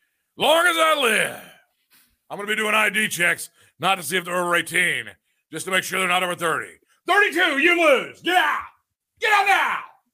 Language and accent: English; North Carolina, United States; You know, I'm from North Carolina.